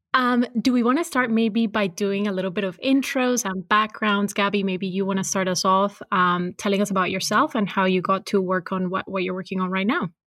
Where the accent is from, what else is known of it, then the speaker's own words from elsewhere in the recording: Cali, Valle del Cauca, Colombia; I was born and raised in Cali